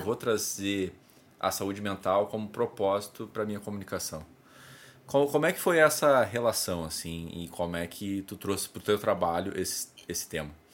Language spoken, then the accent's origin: Portuguese; South Region, Brazil; sou do, do Sul.